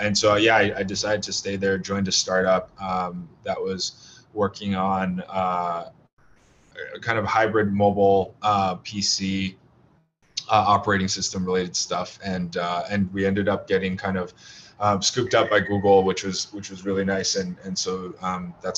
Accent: West Windsor, New Jersey, United States; also born or lived in China / South Carolina; So I was born in China, came to the States when I was 3 years old, lived in South Carolina for a couple years. So I have a random but deep affinity for cheesy grits. But spent most of my childhood actually in New Jersey, in West Windsor. So I am unfortunately guilty of being a townie.

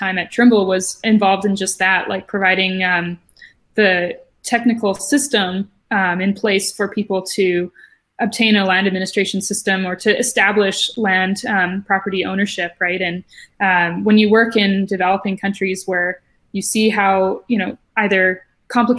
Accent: Canada; growing up in Canada

